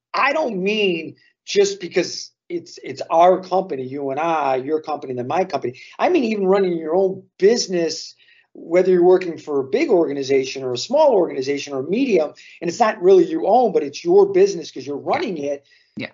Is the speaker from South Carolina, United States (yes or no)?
no; Chicago, Illinois, United States; as a Chicagoan